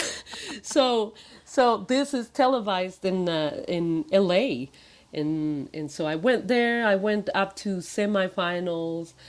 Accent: Mexico; moved away; I was born in Mexico

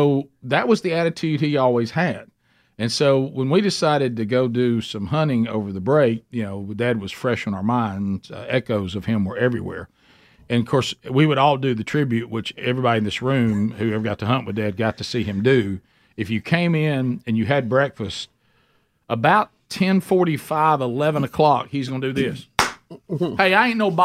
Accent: Alabama, United States; when we grew up in Alabama

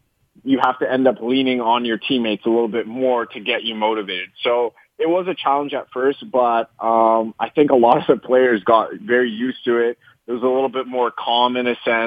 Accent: Canada; moved away as an adult; now in Los Angeles, United States

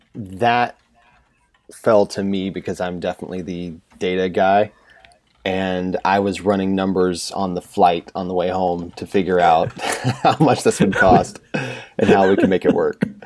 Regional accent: central North Carolina, United States; moved away as an adult; also born or lived in Northwest Indiana; I grew up in central North Carolina

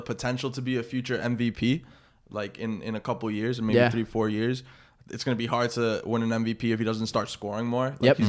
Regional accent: Spain; I'm from Spain, and every Spanish player in the NBA is the best player.

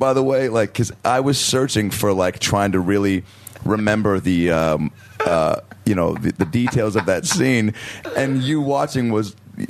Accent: Seattle, Washington, United States; My hometown.

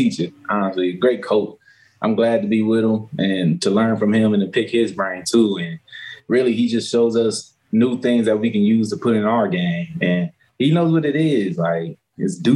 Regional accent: West Coast, United States; moved away as an adult; now in Detroit, United States; I'm from the West Coast side

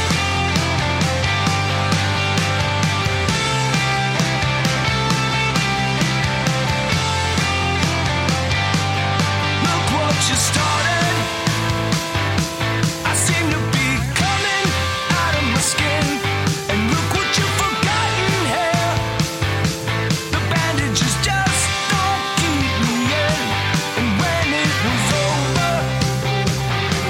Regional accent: Las Vegas, Nevada, United States; I was born in Vegas.

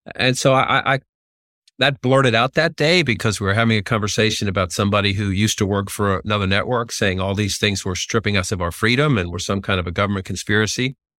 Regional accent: Boston, Massachusetts, United States; growing up in Dorchester, Massachusetts

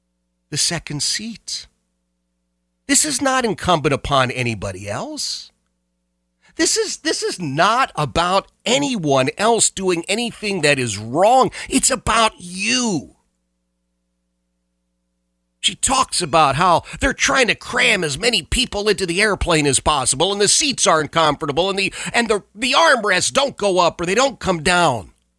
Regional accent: Philadelphia, Pennsylvania, United States; I hate cold. I hate snow. I hate ice. Hate it with passion. I grew up in Philadelphia where it snowed every winter. It was a guarantee, and I never liked it.

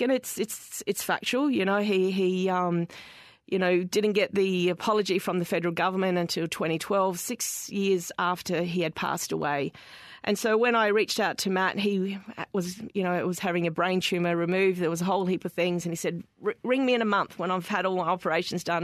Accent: Darwin, Northern Territory, Australia; growing up in Darwin

